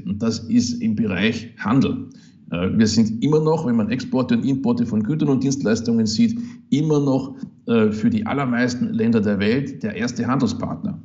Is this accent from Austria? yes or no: yes; Upper Austria, Austria; moved away as an adult; now in Kiel, Germany; es ist klein, unser Österreich, das ist zwar richtig, aber es ist halt auch mein Heimatland